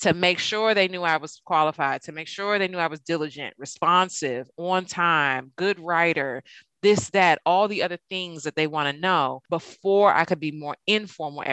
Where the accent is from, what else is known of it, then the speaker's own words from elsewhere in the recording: Prince George's County, Maryland, United States; I'm from Prince George's and I do not say Merlin